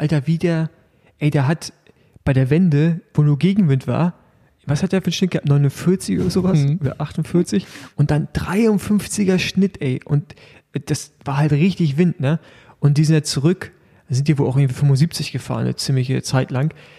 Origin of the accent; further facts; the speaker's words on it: Germany; bei uns in Deutschland